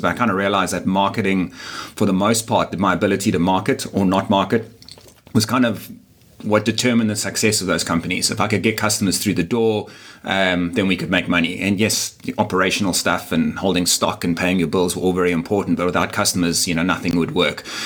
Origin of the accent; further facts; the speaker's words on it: Durban, KwaZulu-Natal, South Africa; moved away as an adult; now in Cape Town, South Africa; I'm actually not from Cape Town. I'm from Durban, which is a, a, a smaller, uh, still significant, but a smaller city on the east coast of, uh, of South Africa.